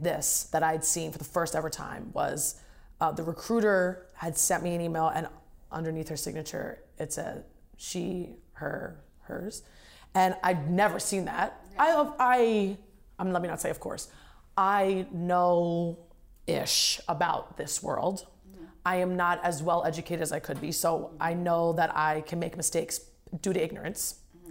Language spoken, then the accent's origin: English; New York, United States; I'm a woman, I'm an American, I'm from New York